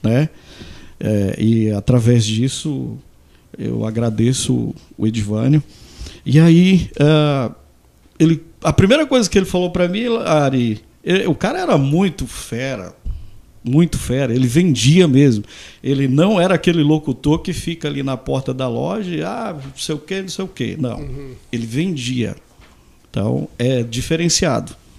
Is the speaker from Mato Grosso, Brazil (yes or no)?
yes; Santa Terezinha, Mato Grosso, Brazil; also born or lived in Goiânia; sou de Santa Terezinha